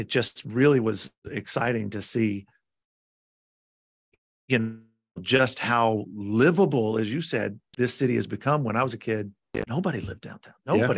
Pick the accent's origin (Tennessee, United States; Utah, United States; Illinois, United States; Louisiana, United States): Tennessee, United States; Nashville; I grew up in Nashville. I'm born and bred in Nashville, Tennessee